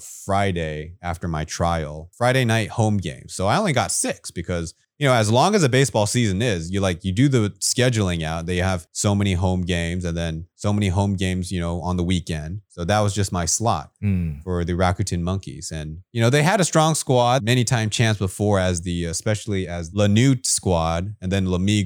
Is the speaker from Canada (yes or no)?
no; Taipei, Taiwan; And so growing up in Taipei, I looked up to the professional ball players here in Taiwan